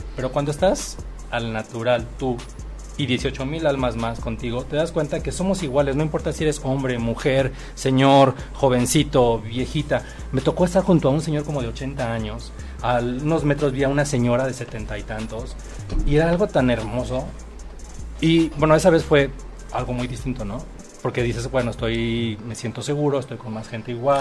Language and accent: Spanish; Acapulco, Guerrero, Mexico; yo soy originario de Acapulco